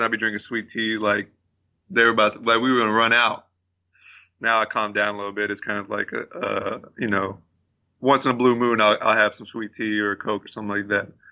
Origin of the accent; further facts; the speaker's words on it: Abilene, Texas, United States; moved away; when I moved away from Abilene